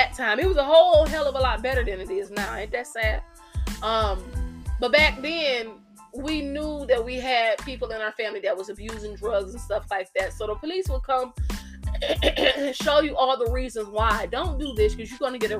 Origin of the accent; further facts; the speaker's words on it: United States; being an American